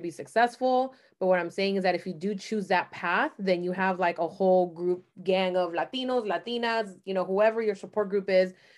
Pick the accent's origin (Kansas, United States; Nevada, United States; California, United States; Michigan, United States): California, United States; San Francisco; I'm actually born and raised in San Francisco Bay Area